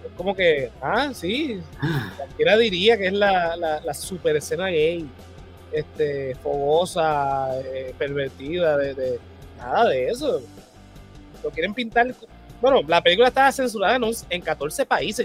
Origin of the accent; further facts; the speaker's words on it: Puerto Rico; nosotros como puertorriqueños